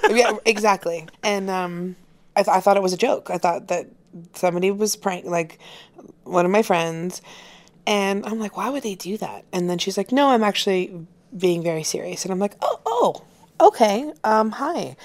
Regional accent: Florida, United States; I'm from Florida, and so I know what Southern people are like

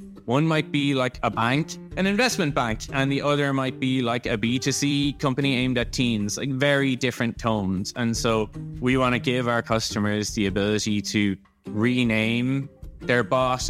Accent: Ireland; I'm Irish

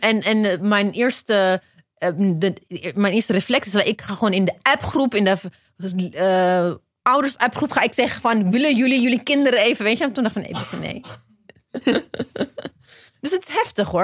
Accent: Ethiopia; now in Netherlands; ik ben in Ethiopië geboren, maar ik ben naar Nederland gekomen.

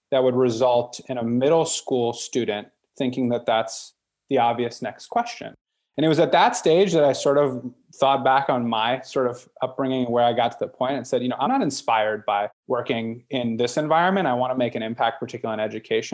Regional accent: Northern Virginia, United States; I was born and raised in Northern Virginia

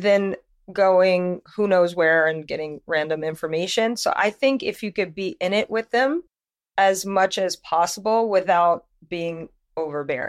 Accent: Louisiana, United States; moved away as an adult; I'm from Louisiana, and I was modeling there, New Orleans, all

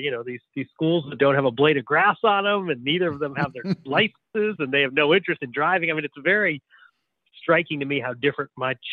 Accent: Bloomington, Indiana, United States; moved away as an adult; I was born in Methodist Hospital, but I um but I lived in Bloomington and grew up, you know, graduated from Bloomington North and spent my first, um, you know, eight, 18 years in, in Monroe County.

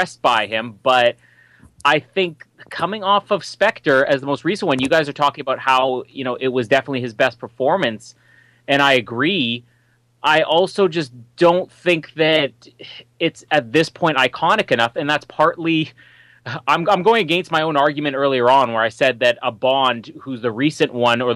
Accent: Winnipeg, Manitoba, Canada; my hometown, Winnipeg

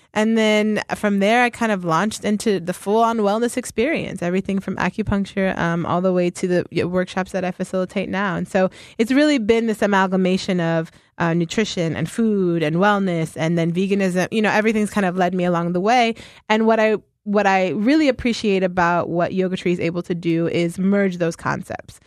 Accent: Ohio, United States; now in Philadelphia, United States; I am from Ohio originally.

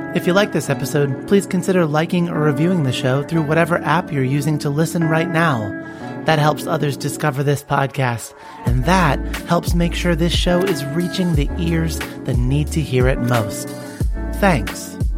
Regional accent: Ontario, Canada; I'm eight years old and I'm from Ontario, Canada.

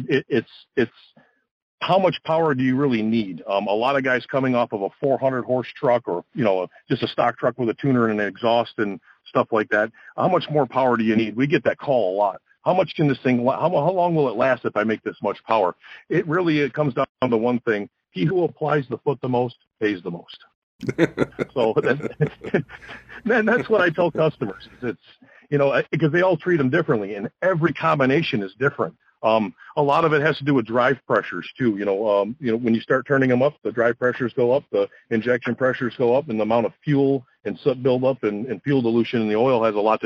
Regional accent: Detroit, Michigan, United States; Growing up in the Motor City in the Detroit area

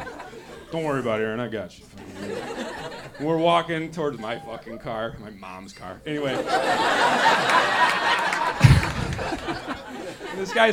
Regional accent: Madison, Wisconsin, United States; moved away as an adult; now in Los Angeles, United States; I'm from Madison, Wisconsin

